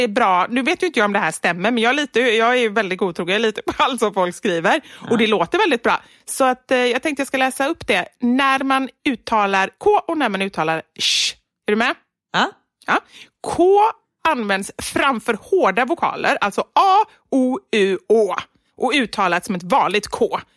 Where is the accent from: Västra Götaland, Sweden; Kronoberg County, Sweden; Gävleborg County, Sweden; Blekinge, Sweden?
Västra Götaland, Sweden; Gothenburg; även om jag är göteborgare